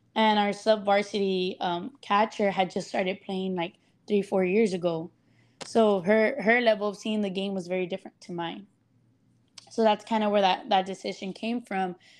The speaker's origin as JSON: {"language": "English", "town": "Laredo", "region": "Texas", "country": "United States", "tie": "born or raised there"}